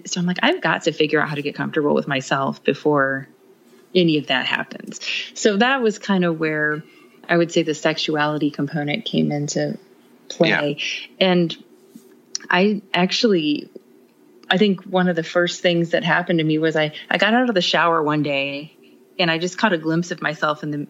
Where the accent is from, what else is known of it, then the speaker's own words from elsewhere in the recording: Midwest, United States; we are from the Midwest